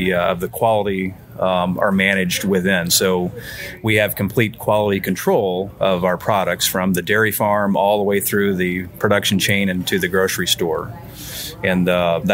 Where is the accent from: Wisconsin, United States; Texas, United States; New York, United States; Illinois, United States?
Illinois, United States; East Alton; moved away as an adult; I'm from your alma mater at East Alton Wood River High School